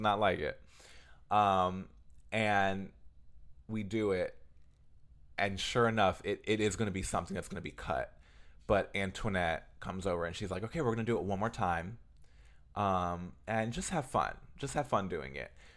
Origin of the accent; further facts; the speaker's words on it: United States; we're all American